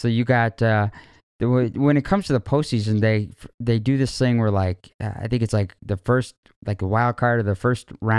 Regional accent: Chicago, Illinois, United States; I'm from Chicago

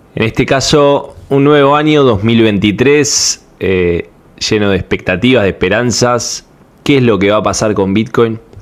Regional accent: Panama; de Panamá

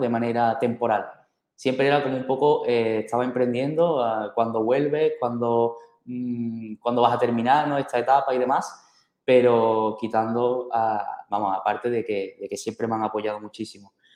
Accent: Seville, Andalusia, Spain; Algo muy, muy típico de mi tierra, yo soy de Sevilla

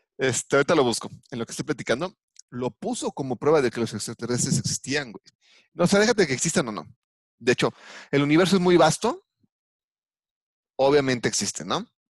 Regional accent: Mexico; soy mexicano

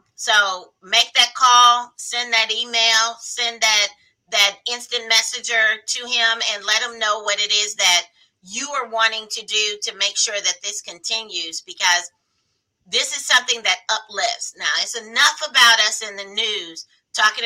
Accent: Indianapolis, Indiana, United States; I grew up in Indianapolis off of 32nd and College area

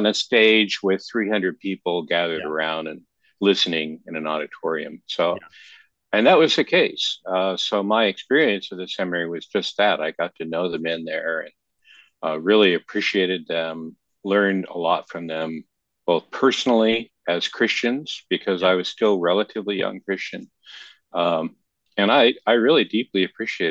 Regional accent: Oregon, United States; moved away as an adult; also born or lived in San Diego; I was born and raised in Oregon, so it's a return to where I grew up

